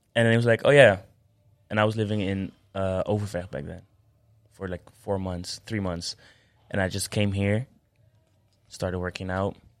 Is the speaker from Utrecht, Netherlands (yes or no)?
yes; Amersfoort, Utrecht, Netherlands; I'm from Amersfoort